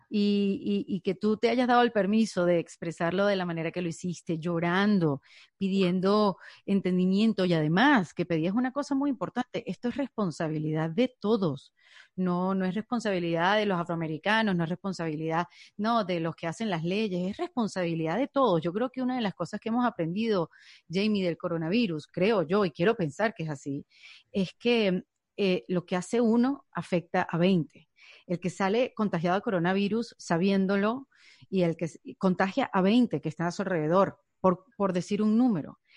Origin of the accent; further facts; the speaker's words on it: Venezuela; now in United States; yo soy un inmigrante venezolana, pero ya no me llaman venezolana porque estoy en Estados Unidos